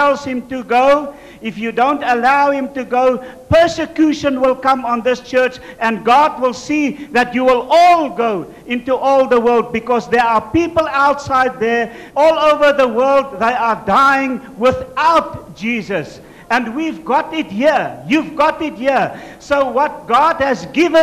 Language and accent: English; South Africa; I'm from South Africa